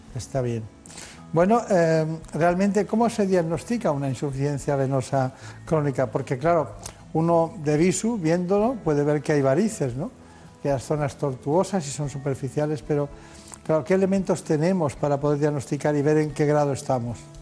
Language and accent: Spanish; Mallorca, Balearic Islands, Spain; en mi tierra, mi tierra en Mallorca